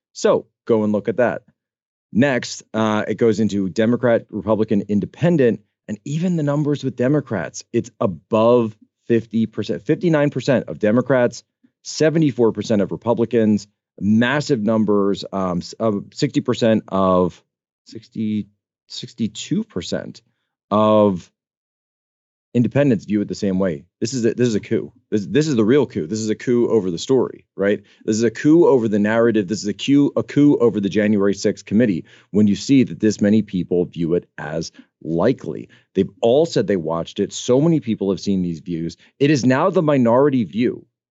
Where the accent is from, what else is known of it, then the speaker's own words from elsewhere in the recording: East Coast, United States; I come from the East Coast